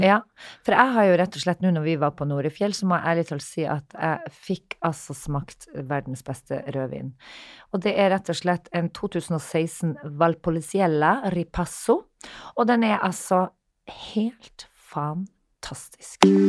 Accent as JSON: {"language": "Norwegian", "town": "Narvik", "region": "Nordland", "country": "Norway", "tie": "born or raised there", "moved": "yes", "said": "hjembyen min, som jeg er så stolt av"}